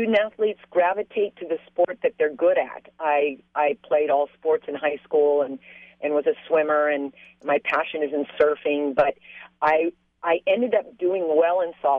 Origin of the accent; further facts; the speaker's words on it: San Clemente, California, United States; I grew up in San Clemente, and I'm a product of a military father